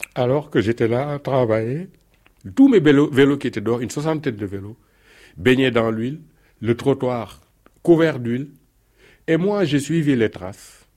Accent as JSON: {"language": "French", "country": "Senegal", "tie": "born or raised there", "moved": "as an adult", "lives_now": "Paris, France", "said": "j'ai commencé à bricoler étant très jeune au Sénégal où je suis né et grandi."}